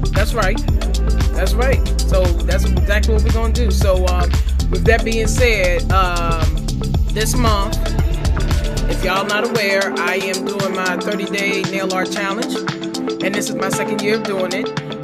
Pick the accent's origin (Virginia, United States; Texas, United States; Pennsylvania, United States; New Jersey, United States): Virginia, United States; Farmville; Farmville, and that's because that's my hometown.